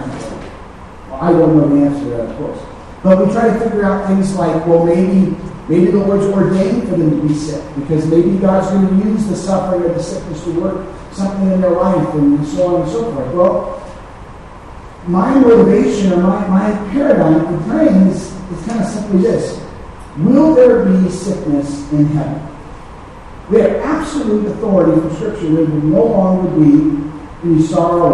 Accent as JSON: {"language": "English", "country": "United States", "said": "I'm an American"}